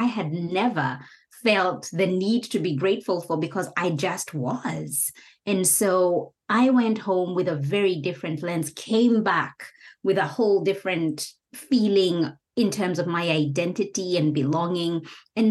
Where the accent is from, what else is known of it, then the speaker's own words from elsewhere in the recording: Kenya; moved away; returning back home to Kenya after 4 years